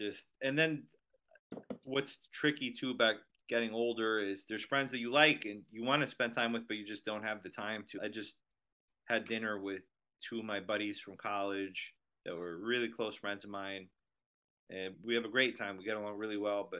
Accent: New York City, New York, United States; also born or lived in Manhattan / Westchester; I'm in New York. I'm in the suburbs, but I'm in the city pretty much almost every day. I was born in the city. I'm from the city, grew up in the Bronx, but I was born in Manhattan, and now I live up in Westchester.

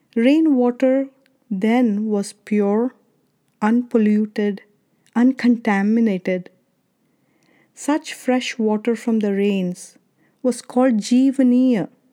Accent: India; now in Arizona, United States; When I was a kid growing up in India, I remember drinking water from these clay pots in summer at my grandparents' house

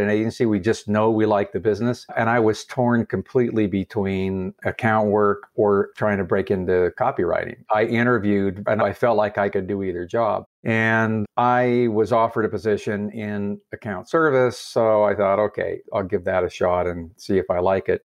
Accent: Salt Lake City, Utah, United States; moved away as an adult; also born or lived in New York / Las Vegas; my hometown of Salt Lake City. I wasn't sure I would ever come back to Salt Lake after leaving and living lots of other places

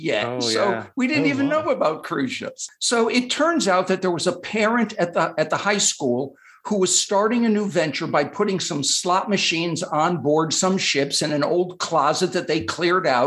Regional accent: West Hartford, Connecticut, United States; also born or lived in Boston; I grew up in Connecticut, yes, in West Hartford

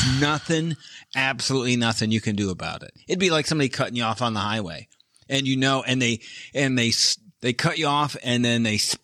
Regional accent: Michigan, United States; I'm from Michigan.

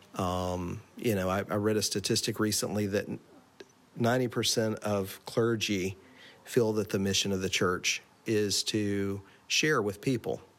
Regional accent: Asheville, North Carolina, United States; moved away as an adult; now in Maine, United States; I'm originally from North Carolina, specifically from Asheville, North Carolina

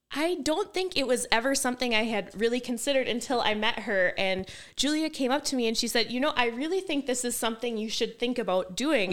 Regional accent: Kiel, Wisconsin, United States; I grew up in Kiel, which is located in Manitowoc County

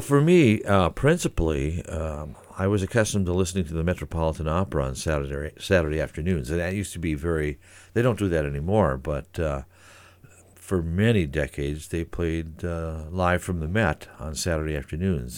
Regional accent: Saint Paul, Minnesota, United States; moved away as an adult; also born or lived in Eugene, Oregon; now in Great Falls, United States; I came from Saint Paul originally

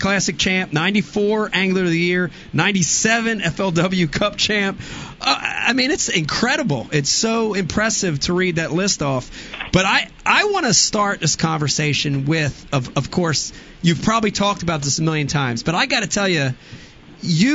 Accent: New Jersey, United States; accent: Jersey; sounded like I was from Jersey

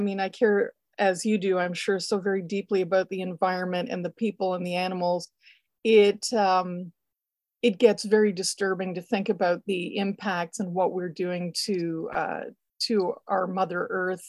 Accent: Canada; being Canadian

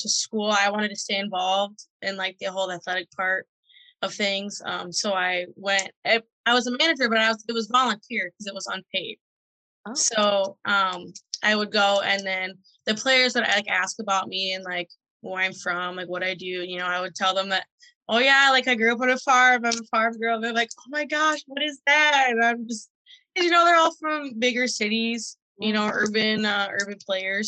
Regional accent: Monroe, Wisconsin, United States; I am from Monroe, Wisconsin

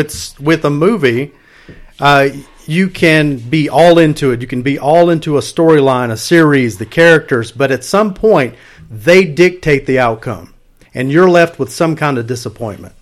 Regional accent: the Bible Belt, the South, United States; I grew up in the Bible Belt

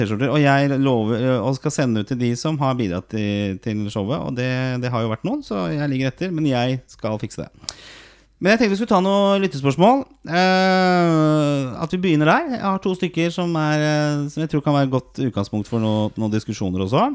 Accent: Oslo, Norway; vi vokste opp på Torshow sammen i, i, Oslo. Østkanten i Oslo

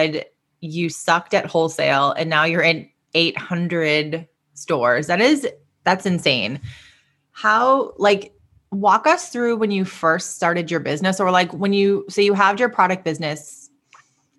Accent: Boston, Massachusetts, United States; I'm from Boston

